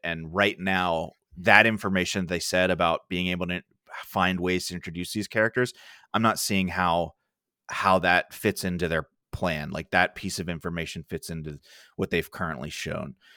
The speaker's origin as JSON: {"language": "English", "region": "Ohio", "country": "United States", "tie": "born or raised there", "said": "I have a friend over in California that, um, uh, I grew up with in Ohio"}